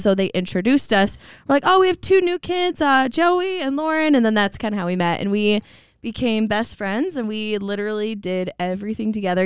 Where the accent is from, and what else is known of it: Coeur d'Alene, Idaho, United States; born or raised there; also born or lived in Post Falls, Idaho